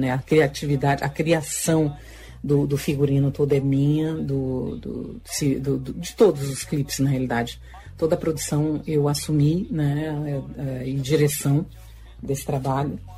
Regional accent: Lago da Pedra, Maranhão, Brazil; E, e para mim é uma grande honra de ter vindo de Lago da Pedra. Eu sou interiorana e, e ter vindo de tão longe

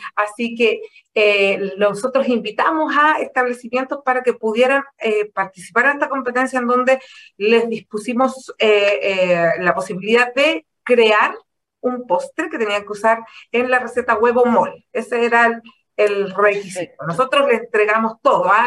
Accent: Chile; como chileno

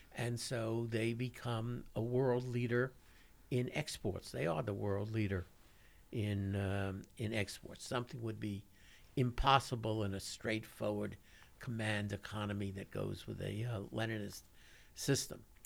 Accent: New York City, New York, United States; moved away; I grew up in Brooklyn, New York

